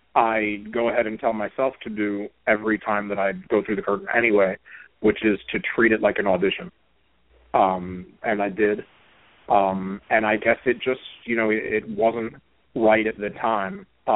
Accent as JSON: {"language": "English", "town": "Brooklyn", "region": "New York", "country": "United States", "tie": "born or raised there", "said": "I mean, I grew up in Brooklyn, and the first live event that I ever went to for pro wrestling was January 86 at the Garden"}